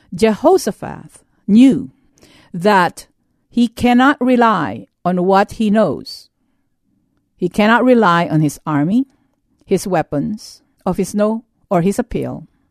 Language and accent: English; United States; As an American